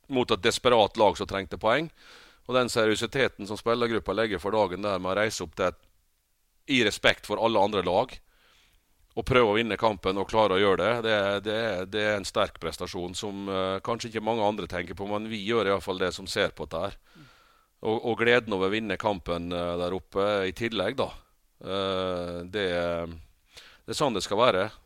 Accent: Rekdalen, Møre og Romsdal, Norway; det var eh, veldig eh, samhold i den bygda der. Det var sånn at når hvis det var basar, så var alle der. Var det 17. mai, så var hele bygda Altså hele bygda var til stede.

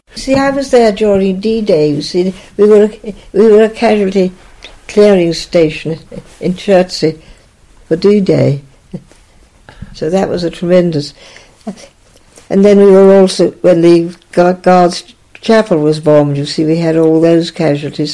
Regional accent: Naas, Leinster, Ireland; Grew up there. I mean, it yeah. I was there till I was 18.

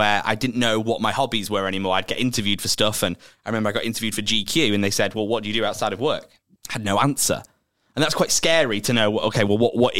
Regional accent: Preston, North West England, United Kingdom; now in London, United Kingdom; I'm originally from Preston.

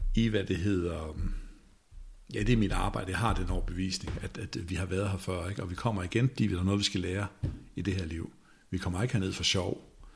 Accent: Denmark; som danskere

